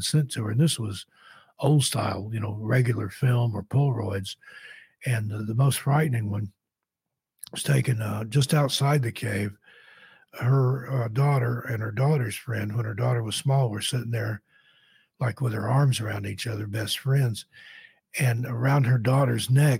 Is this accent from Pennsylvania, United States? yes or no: no; East Tennessee, United States; I grew up in East Tennessee